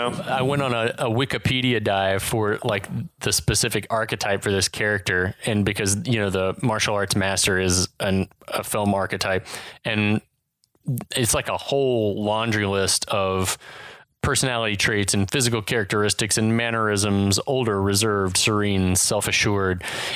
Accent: California, United States; Can you tell that I was born and raised in California?

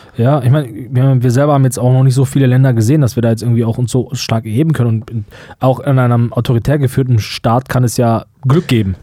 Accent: Germany; wir als Deutsche

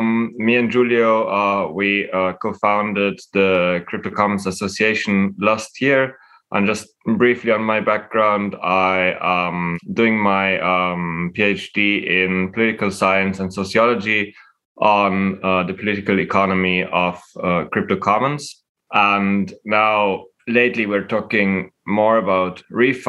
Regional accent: Vienna, Austria; I was born and raised in Vienna

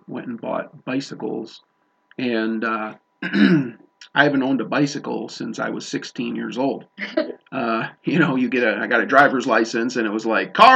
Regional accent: Chicago, Illinois, United States; now in Montana, United States; I'm not from Montana, originally grew up in Chicago

